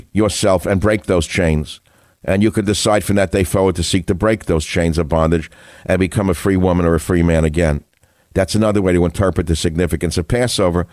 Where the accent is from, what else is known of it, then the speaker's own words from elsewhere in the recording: New York, United States; now in California, United States; I grew up in New York